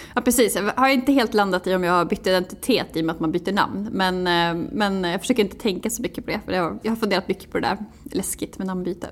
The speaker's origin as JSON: {"language": "Swedish", "region": "Jämtland", "country": "Sweden", "tie": "born or raised there", "also_born_or_lived": "Umeå", "moved": "yes", "lives_now": "Stockholm, Sweden", "said": "jag är född 1986 i, utanför Östersund. Eh, växte upp på landet"}